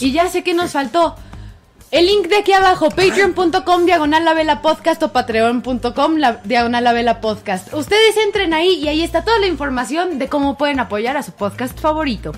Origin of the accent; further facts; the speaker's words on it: Mexico City, Mexico; nos preguntan que de dónde somos, de CDMX